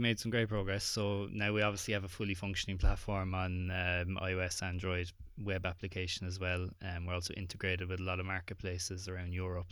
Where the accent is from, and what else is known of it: Ireland; accent: Irish